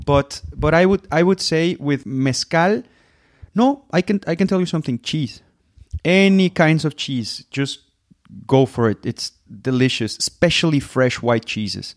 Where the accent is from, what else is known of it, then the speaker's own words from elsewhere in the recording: Mexico; from Mexico